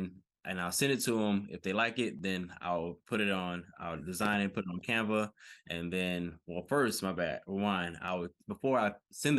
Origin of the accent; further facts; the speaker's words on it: Decatur, Georgia, United States; All right, so I'm from Decatur, Georgia.